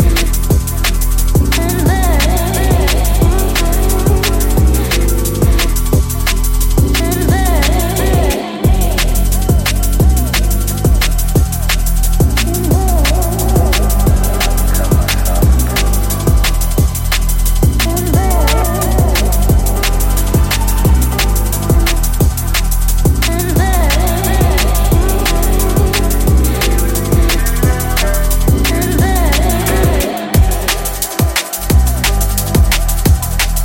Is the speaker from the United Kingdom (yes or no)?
yes; Hastings, South East England, United Kingdom; my hometown Hastings